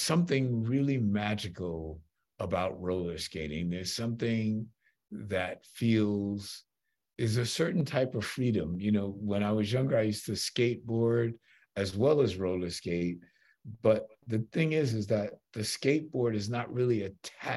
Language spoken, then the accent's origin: English; New York, United States; I'm a New Yorker